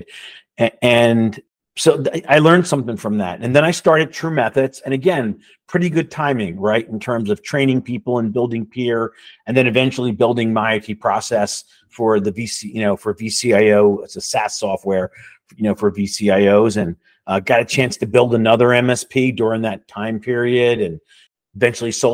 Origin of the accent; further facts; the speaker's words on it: Levittown, United States; I grew up in Levittown in a blue collar house